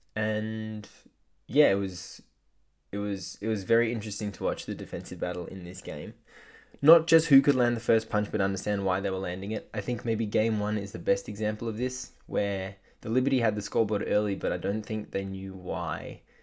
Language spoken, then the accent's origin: English; Australia; as an Australian basketball fan